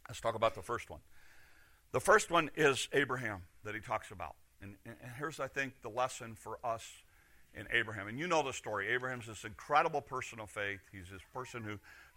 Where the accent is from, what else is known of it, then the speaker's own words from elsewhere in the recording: Chicago, Illinois, United States; moved away; I'm from Chicago. I don't do country. I do asphalt and houses close together